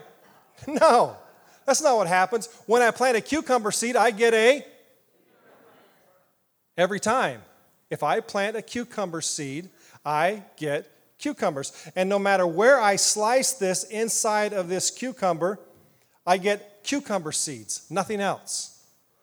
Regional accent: Ottumwa, Iowa, United States; now in Indiana, United States; I grew up in Iowa, southeast Iowa. Little town called Ottumwa

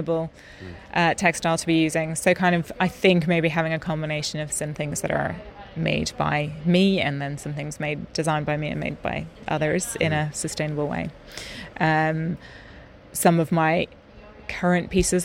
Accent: Ireland; moved away as an adult; now in Stockholm, Sweden; British Bay Beach, which is where I grew up

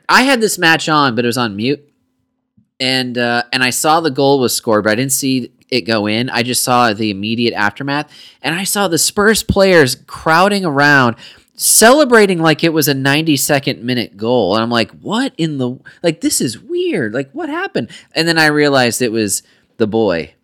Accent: United States; we're obviously American

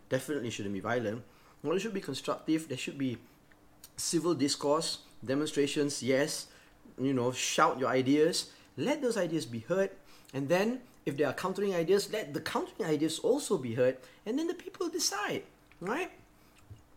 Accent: Malaysia; I'm a Malaysian

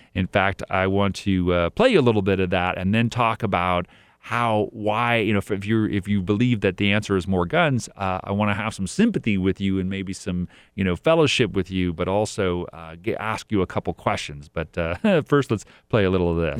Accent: El Dorado County, California, United States; moved away; I grew up in El Dorado County for a while

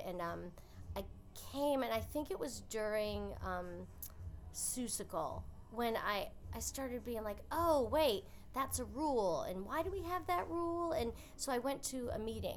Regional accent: Henrietta, New York, United States; I am from upstate New York, a little town outside of Rochester called Henrietta.

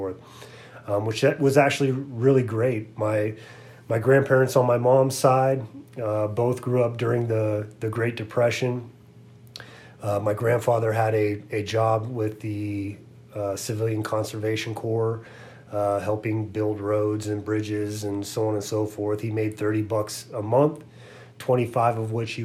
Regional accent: Santa Rosa, California, United States; I grew up in Santa Rosa, California

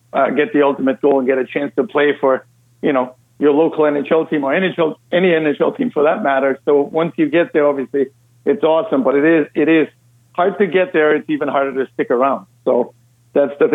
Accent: Austria; English is a second language; moved away as an adult; also born or lived in Massachusetts; now in United States; as you can probably hear by my accent, I'm actually Austrian by birth

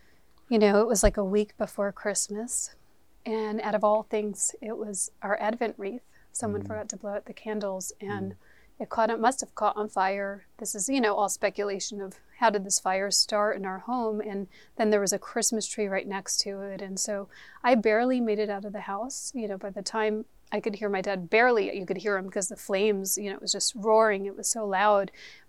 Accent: New York, United States; Yes, I'm from New York.

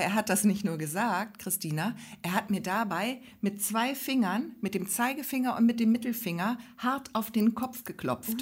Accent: Hamburg, Germany; also born or lived in Grömitz area, Schleswig-Holstein; now in Schleswig-Holstein, Germany; Ich bin ja eigentlich aus Hamburg

